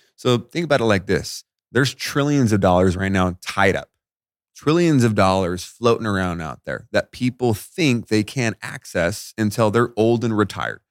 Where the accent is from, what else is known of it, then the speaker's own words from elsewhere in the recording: Las Vegas, Nevada, United States; I grew up in Veg-, I'm in Vegas, right? So it's dry out here.